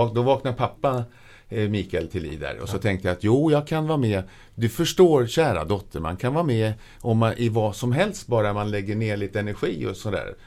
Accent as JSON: {"language": "Swedish", "town": "Södertälje", "region": "Stockholm County", "country": "Sweden", "tie": "born or raised there", "said": "jag är född eh, i Stockholm men eh, min barndom från två års ålder så bodde jag i Södertälje. Jag har vuxit upp i Södertälje."}